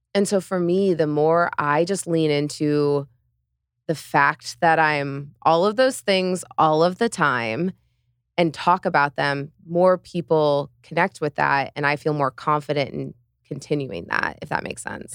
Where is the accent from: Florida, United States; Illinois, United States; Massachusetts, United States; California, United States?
Illinois, United States; central; moved away as an adult; also born or lived in New York; now in Miami, United States; I grew up on a farm in central Illinois, like, eight hundred people